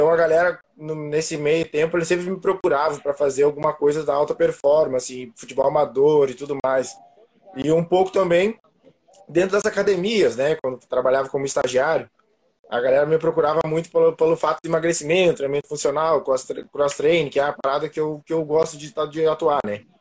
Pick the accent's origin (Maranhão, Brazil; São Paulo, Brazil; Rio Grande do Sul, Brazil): Rio Grande do Sul, Brazil; also born or lived in Panambi; como o Samuca falou, sou aqui do Rio Grande do Sul, né? E eu morava antes em Panambi e agora vim para a região metropolitana